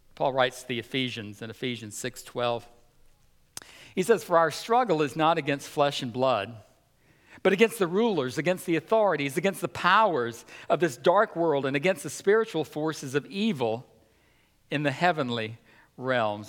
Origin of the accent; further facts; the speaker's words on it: United States; as American Christians